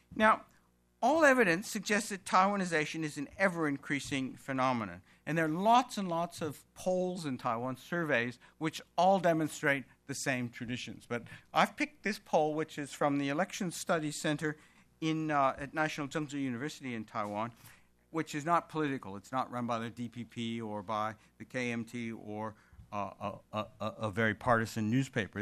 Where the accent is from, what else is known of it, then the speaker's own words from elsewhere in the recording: Melbourne, Victoria, Australia; identifying as an Australian, as a Victorian, I live in the state of Victoria, and as a Melburnian